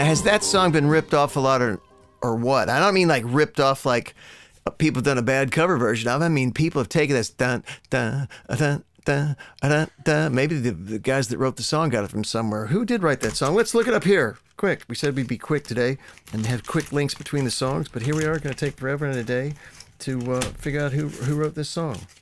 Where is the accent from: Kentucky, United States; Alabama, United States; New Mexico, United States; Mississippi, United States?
Kentucky, United States; Louisville; now in Europe; my hometown of Louisville, Kentucky